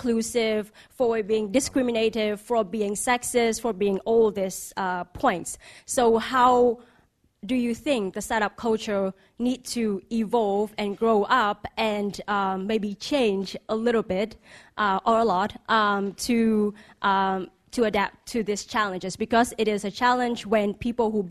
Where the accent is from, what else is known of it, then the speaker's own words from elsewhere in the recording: Vietnam; moved away as an adult; also born or lived in United States; now in London, United Kingdom; I'm from Vietnam. I was educated in the U.S., and I live in the U.S. more than 10 years